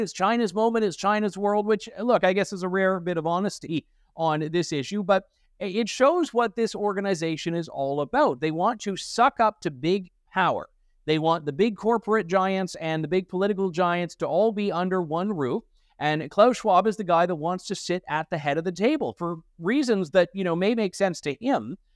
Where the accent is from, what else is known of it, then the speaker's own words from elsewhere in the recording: Canada; as a Canadian